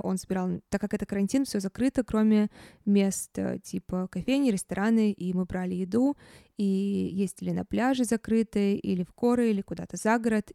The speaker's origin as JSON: {"language": "Russian", "region": "Saint Petersburg", "country": "Russia", "tie": "born or raised there", "also_born_or_lived": "Moscow", "said": "я сейчас в Петербурге, в моём родном городе."}